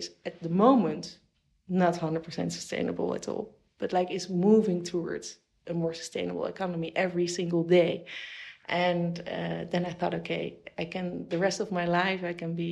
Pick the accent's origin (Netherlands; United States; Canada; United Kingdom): Netherlands; now in United Arab Emirates; I'm from the Netherlands